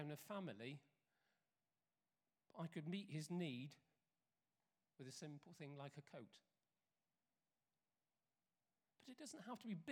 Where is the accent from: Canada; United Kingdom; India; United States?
United Kingdom; being British